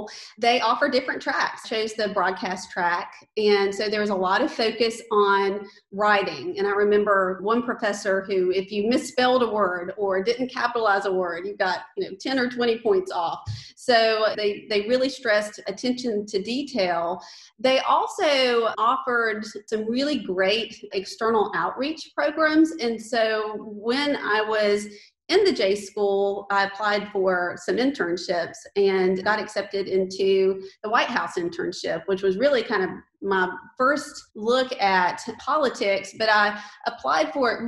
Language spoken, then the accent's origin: English; Archdale, North Carolina, United States; So I grew up in Archdale, North Carolina. It's a small town in Randolph County